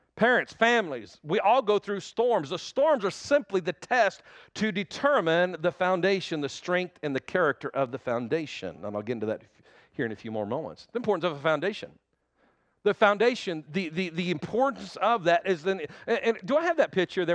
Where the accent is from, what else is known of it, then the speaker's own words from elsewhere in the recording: Oklahoma, United States; also born or lived in Texas Panhandle; I've lived in Oklahoma all my life